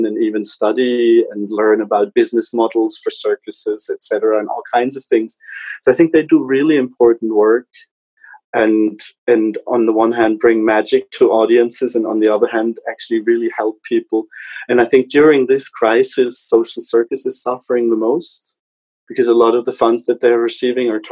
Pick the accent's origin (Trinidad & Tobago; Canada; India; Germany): Germany; moved away as an adult; also born or lived in Switzerland; I come originally from Germany and worked a while in Switzerland for management consulting companies